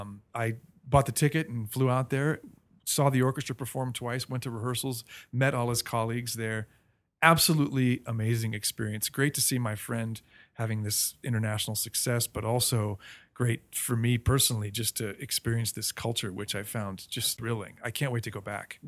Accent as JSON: {"language": "English", "town": "Melbourne", "region": "Florida", "country": "United States", "tie": "born or raised there", "moved": "yes", "said": "I grew up mostly in Melbourne, Florida, a little town on the East Coast"}